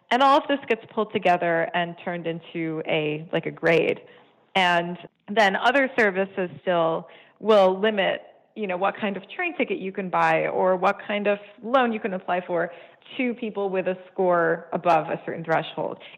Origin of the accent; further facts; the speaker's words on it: Canada; I'm Canadian. I give my fingerprints every time I go to the airport.